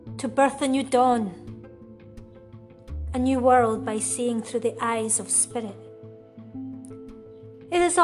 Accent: Uddingston, Scotland, United Kingdom; moved away as an adult; now in Spain; I'm originally from Uddingston, which is in Lanarkshire, just outside Glasgow city centre. I moved to Spain around 14 years ago

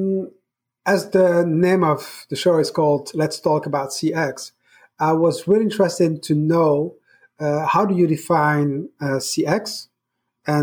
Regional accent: Brussels, Brussels-Capital Region, Belgium; I grew up in Brussels, where my parents had shops

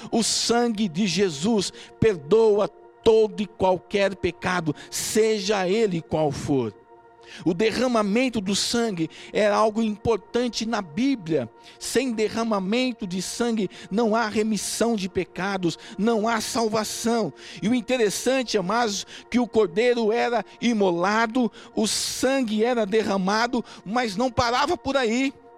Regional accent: Brazil; Nós somos um povo diferente, nós somos brasileiros

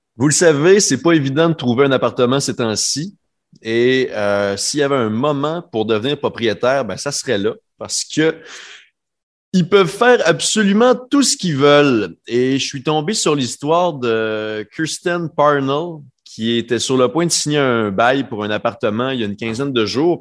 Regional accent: Quebec, Canada; now in Halifax, Canada; mon coin de pays, au Québec

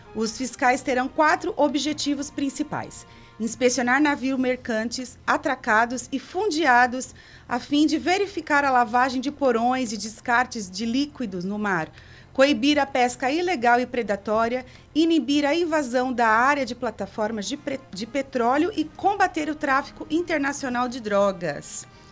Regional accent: Brazil; Nós somos brasileiros

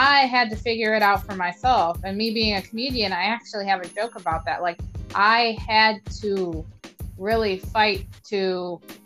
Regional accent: Toledo, Ohio, United States; growing up in Toledo, the side of town that I was on, you know, we were all culturally intermixed

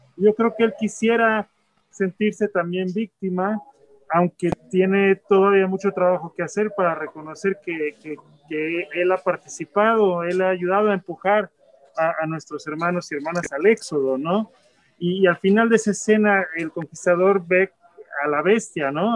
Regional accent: Mexico; now in United States; yo también soy migrante, yo vivo en Estados Unidos, soy mexicano

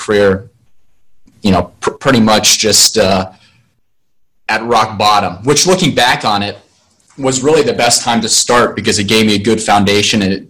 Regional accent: Columbus, Ohio, United States; I was born in Columbus, Ohio in 1980, and grew up with an older brother

